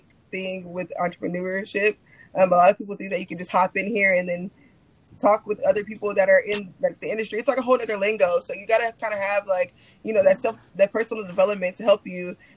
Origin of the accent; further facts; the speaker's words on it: Corpus Christi, Texas, United States; now in Houston, United States; my hometown city